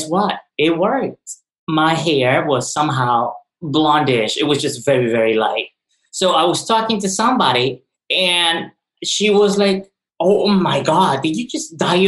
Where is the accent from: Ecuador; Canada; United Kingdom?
Ecuador; now in New York, United States; I was born in Ecuador in the early 80s